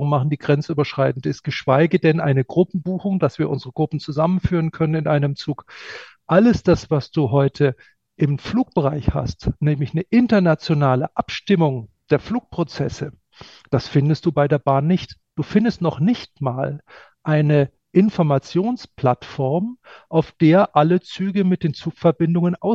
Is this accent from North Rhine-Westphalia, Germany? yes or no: no; Munich, Bavaria, Germany; Ja, und, und ich bin als Münchner öfter in Wien als in Berlin.